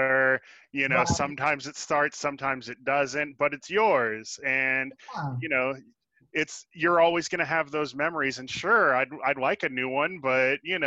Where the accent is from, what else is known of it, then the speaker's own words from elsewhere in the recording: Sacramento, California, United States; moved away as an adult; now in Nashville, United States; I grew up in Sacramento for 22 years, and I moved out here in 2011.